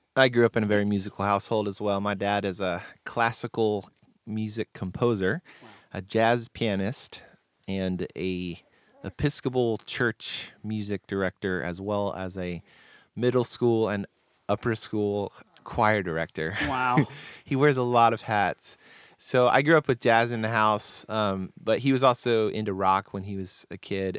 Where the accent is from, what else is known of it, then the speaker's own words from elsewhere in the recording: Delaware, United States; moved away as an adult; now in Nashville, United States; I'm originally from Delaware. My parents live in the same house that I grew up